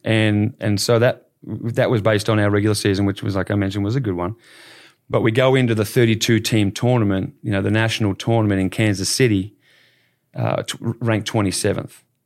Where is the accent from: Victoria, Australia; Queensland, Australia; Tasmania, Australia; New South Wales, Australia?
Victoria, Australia; Bendigo; now in Dallas, United States; growing up in Bendigo, I was involved in, in, in coaching